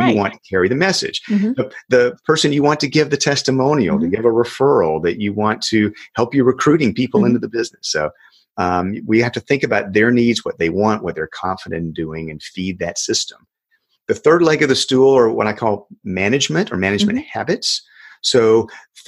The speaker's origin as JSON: {"language": "English", "region": "South Georgia", "country": "United States", "tie": "born or raised there", "said": "in my hometown, a little town in South Georgia"}